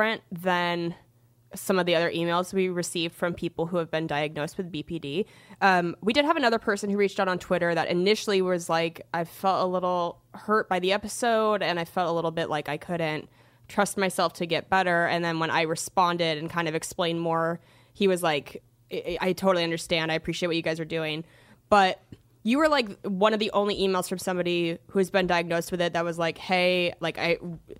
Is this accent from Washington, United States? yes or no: yes; Washington, United States; also born or lived in Seattle; I'm from Washington State and, you know, lived in Seattle for like almost 5 years